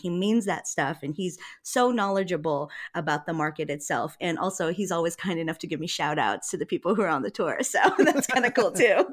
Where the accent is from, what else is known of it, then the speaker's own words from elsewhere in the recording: Hawaii, United States; I'm from Hawaii.